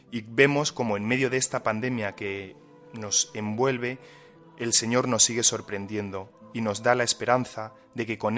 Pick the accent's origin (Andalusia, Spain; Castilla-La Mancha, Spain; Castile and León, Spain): Castilla-La Mancha, Spain; Villanueva de la Jara; Un pueblo de Cuenca. Los dos pertenecemos al grupo de jóvenes de nuestra parroquia, Sojima.